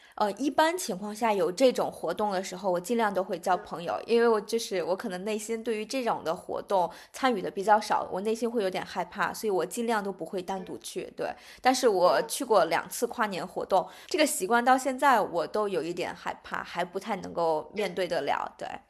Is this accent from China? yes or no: yes; China; moved away as an adult; now in Perth, Australia; 我们中国人